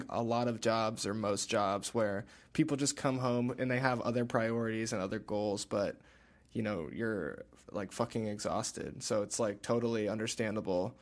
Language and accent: English; Chicago suburbs, Illinois, United States; moved away as an adult; now in Detroit, United States; Originally, I'm from the Chicago suburbs.